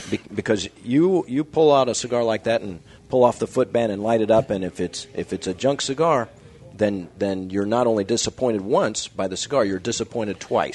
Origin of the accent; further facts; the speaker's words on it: Kansas City, Kansas, United States; I grew up in Kansas